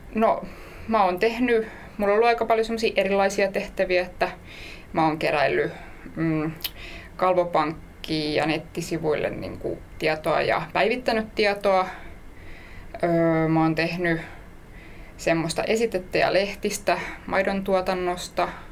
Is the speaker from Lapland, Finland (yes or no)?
no; Helsinki, Uusimaa, Finland; mä oon ihan Helsingistä